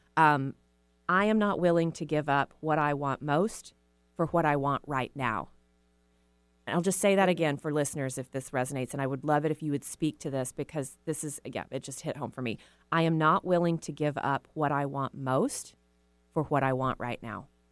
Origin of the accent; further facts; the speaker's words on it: Texas, United States; I was raised in Texas